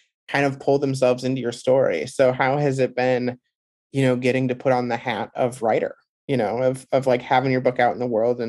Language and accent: English; Midwest, United States; being a Midwesterner